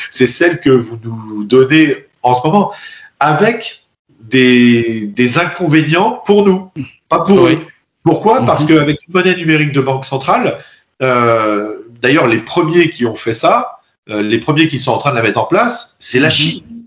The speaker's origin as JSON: {"language": "French", "country": "France", "said": "en tant que Français et en tant qu'Européen"}